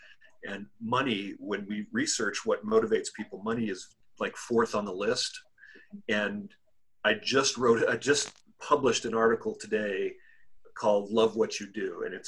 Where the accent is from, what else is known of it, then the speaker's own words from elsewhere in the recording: Lebanon; also born or lived in Africa; now in United States; lived in the United States for many years, been through the education system here, lived in Africa, born and raised in Lebanon.